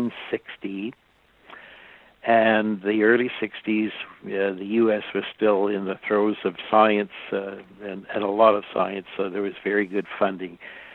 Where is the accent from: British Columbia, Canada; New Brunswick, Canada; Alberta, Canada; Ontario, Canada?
British Columbia, Canada; Penticton; my hometown where I grew up and had all my initial schooling was Penticton, British Columbia.